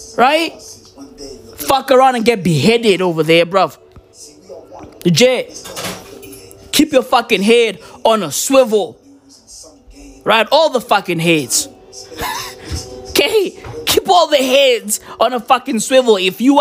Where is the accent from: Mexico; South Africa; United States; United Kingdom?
South Africa; I'm South African